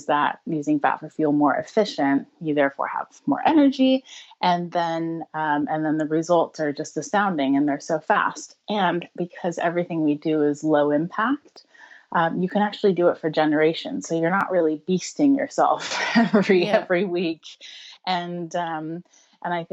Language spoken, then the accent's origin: English; United States; accent: American; moved away as an adult; now in United Kingdom; I'm American originally, but living in the UK for over 10 years now